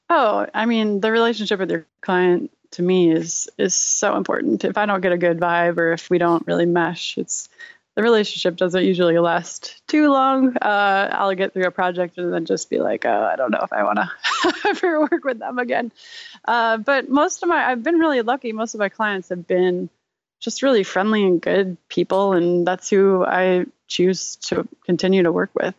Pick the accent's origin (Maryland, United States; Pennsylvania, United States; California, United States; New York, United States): New York, United States; Rochester; I was born and raised in Rochester, New York, um, home of Kodak